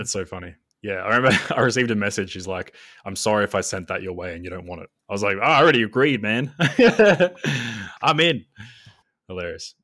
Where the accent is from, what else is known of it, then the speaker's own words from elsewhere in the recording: Australia; I'm Australian